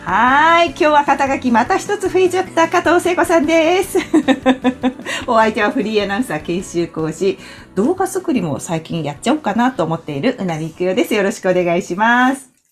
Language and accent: Japanese; Toyama, Japan; 私、出身富山なんですけど